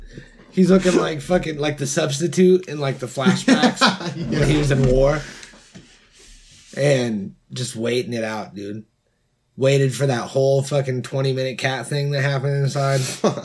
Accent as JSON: {"language": "English", "region": "Alabama", "country": "United States", "said": "I'm from Alabama."}